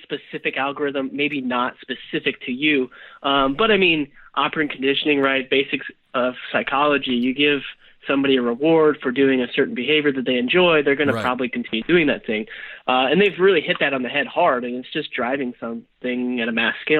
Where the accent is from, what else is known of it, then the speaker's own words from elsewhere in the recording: Nebraska, United States; moved away; I'm from Nebraska originally